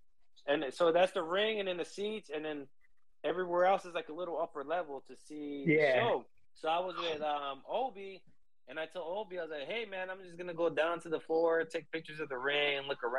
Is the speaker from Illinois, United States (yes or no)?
no; New York, United States; moved away; I'm from New York.